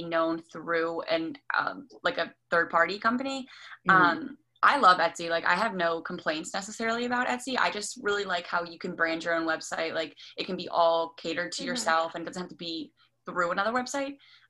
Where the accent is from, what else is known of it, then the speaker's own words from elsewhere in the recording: Maryland, United States; I'm 22 and I'm from Maryland. I went to school in Maryland. I just graduated in May. And I also live in Maryland.